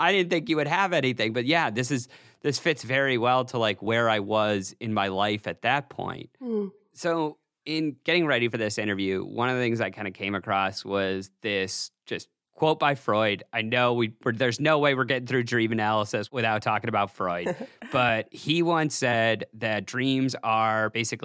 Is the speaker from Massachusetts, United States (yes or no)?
yes; Massachusetts, United States; also born or lived in Portland, Oregon; I grew up here in Massachusetts.